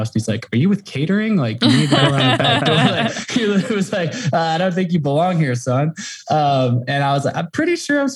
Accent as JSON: {"language": "English", "town": "Portland", "region": "Oregon", "country": "United States", "tie": "born or raised there", "moved": "yes", "lives_now": "Jackson Hole, United States", "said": "I grew up in Portland, Oregon, and have kind of lived all over the world and the country."}